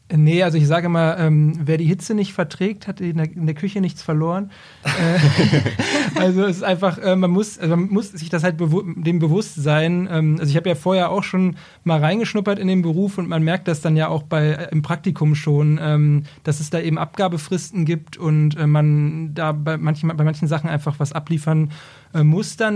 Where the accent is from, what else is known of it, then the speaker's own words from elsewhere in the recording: Braunschweig, Lower Saxony, Germany; ich bin ursprünglich aus äh, Braunschweig